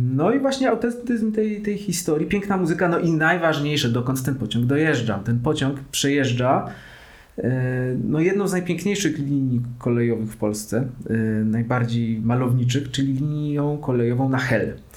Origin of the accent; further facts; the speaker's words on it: Katowice, Silesian Voivodeship, Poland; moved away as an adult; now in Kraków, Poland; Pochodzę z Katowic, więc tych pociągów w ogóle jest dość dużo w naszej okolicy.